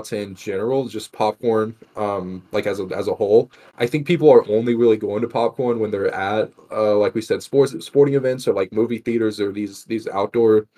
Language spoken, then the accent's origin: English; Texas, United States; I'm from Texas